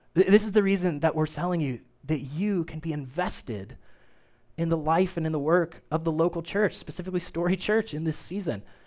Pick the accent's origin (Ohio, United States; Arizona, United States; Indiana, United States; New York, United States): Indiana, United States; Kokomo; I grew up in the United Methodist Church, uh, Main Street United Methodist in Kokomo, Indiana. It's still there